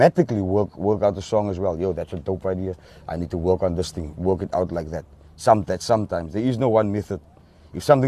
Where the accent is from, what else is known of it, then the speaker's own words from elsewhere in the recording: Cape Town, Western Cape, South Africa; also born or lived in Friedendal; I grew up in Mitchell's Plain, so I grew up dumb